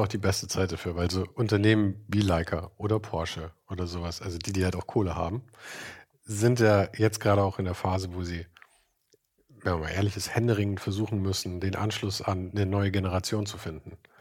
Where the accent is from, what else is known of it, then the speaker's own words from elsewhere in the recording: Munich, Bavaria, Germany; Ich komme aus München.